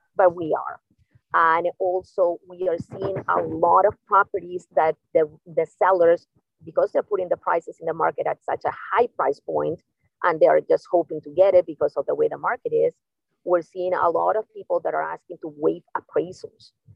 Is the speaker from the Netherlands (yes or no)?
no; Canada; moved away as an adult; also born or lived in Peru; now in Boca Raton, United States; I am Canadian, but actually, I was born in Peru.